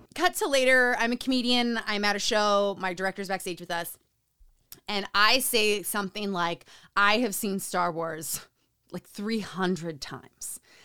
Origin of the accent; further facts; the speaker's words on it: Utah, United States; Growing up in Utah